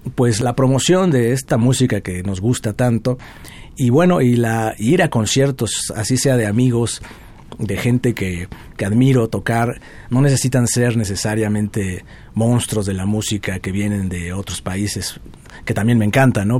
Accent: Puebla, Mexico; Nací en Puebla, soy de allá

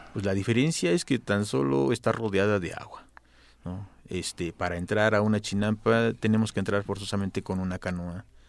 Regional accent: Mexico City, Mexico; Yo soy del barrio de Colhuacatzinco, Atlilic, Asunción

